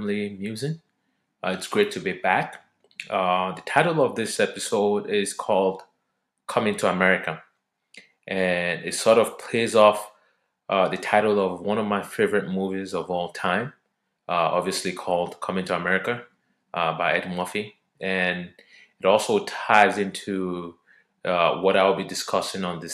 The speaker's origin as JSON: {"language": "English", "country": "Nigeria", "moved": "as an adult", "lives_now": "United States", "said": "I'm from Nigeria, and we use the British English. So what I now know today to be elevator is what we call lift back in Nigeria"}